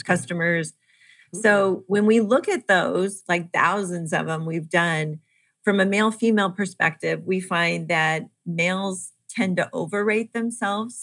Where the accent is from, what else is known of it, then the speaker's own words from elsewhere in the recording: Kansas City, United States; I am from Kansas City